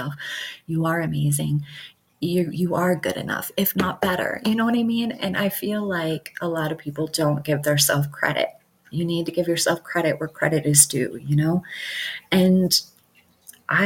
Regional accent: Michigan, United States; now in Montana, United States; I would have never met her if I didn't move to Montana, because I'm from Michigan

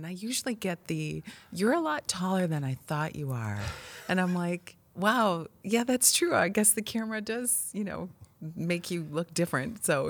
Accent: Illinois, United States; We weren't exposed to scientists, engineers, and launches or rocketry whatsoever growing up in the Midwest.

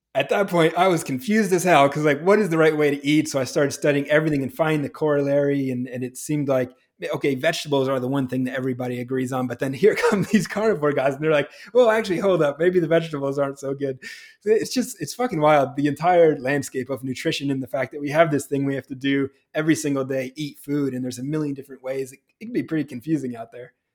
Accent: New Hampshire, United States; I grew up in New Hampshire, where it is cold and snowy in the winter

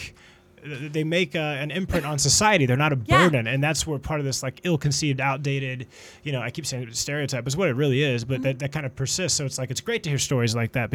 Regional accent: Dallas, Texas, United States; I am from Dallas

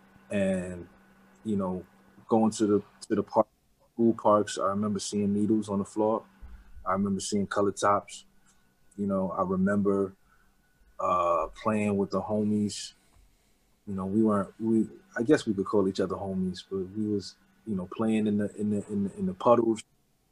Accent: New York City, New York, United States; also born or lived in Harlem; I was born in Harlem, but I was raised in the Bronx

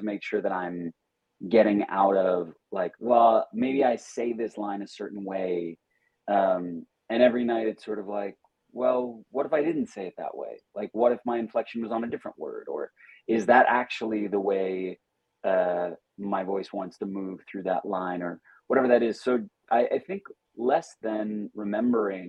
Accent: Long Island, New York, United States; I'm from Long Island, and there might have been these things that were very specific to my school or my town

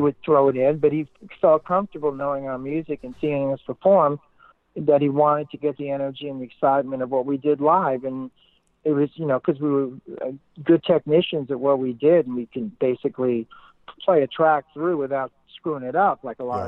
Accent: New York City, New York, United States; moved away as an adult; also born or lived in California / England / Boston; I grew up in Brooklyn

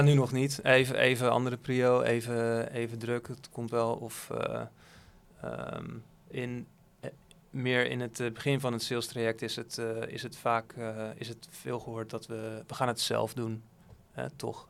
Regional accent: Netherlands; Als Nederlander

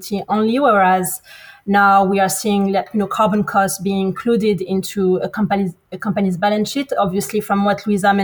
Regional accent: France; moved away as an adult; also born or lived in Morocco / United States / United Kingdom / Australia; I'm originally from Morocco. But born in France, studied in between France and the US, worked in the UK

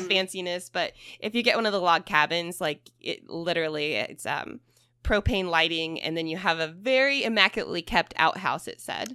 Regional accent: Madison, Indiana, United States; I grew up in Madison, Indiana

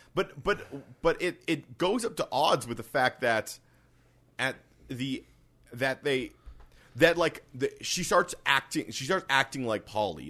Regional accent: Canada; we're also Canadian

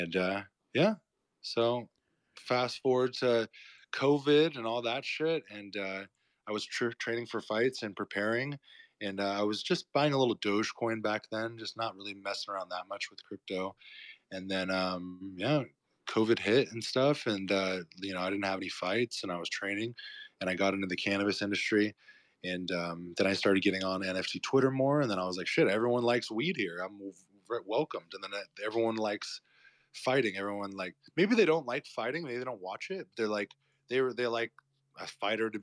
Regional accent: Murrieta, California, United States; now in Tulum, Mexico; I grew up in Southern California. I grew up in a town called Marietta. It's like near the wine country, near Temecula

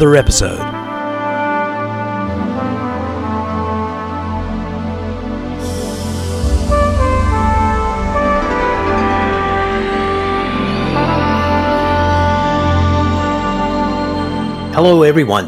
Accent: Canada; moved away as an adult; now in United States; I'm a Canadian

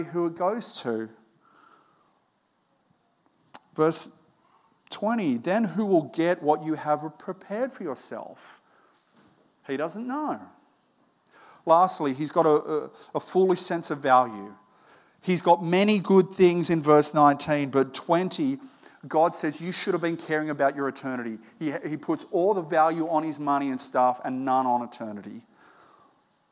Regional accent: Australia; I was born in Australia

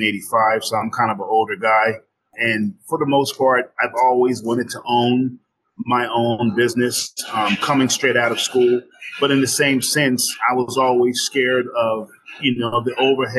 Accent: New Jersey, United States; now in Glendale, Arizona, United States; I'm from New Jersey originally. So, you know, I was definitely raised on macaroni and cheese

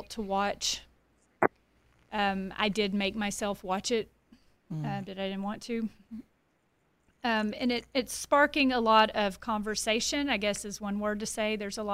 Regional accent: Paris, Texas, United States; I grew up in Paris, Texas, here in the Diocese of Tyler

